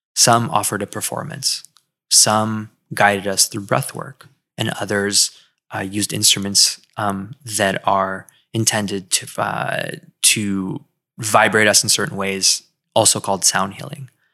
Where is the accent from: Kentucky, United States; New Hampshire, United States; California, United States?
California, United States; moved away as an adult; also born or lived in Philadelphia; now in Miami, United States; I grew up in California